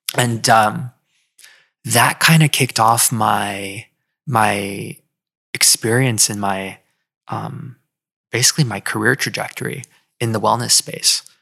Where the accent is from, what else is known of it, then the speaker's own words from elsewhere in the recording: California, United States; moved away as an adult; also born or lived in Philadelphia; now in Miami, United States; I grew up in California